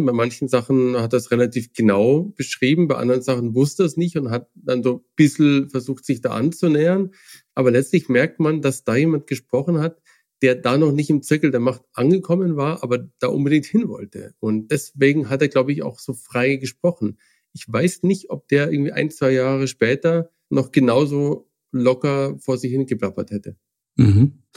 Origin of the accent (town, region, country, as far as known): Germany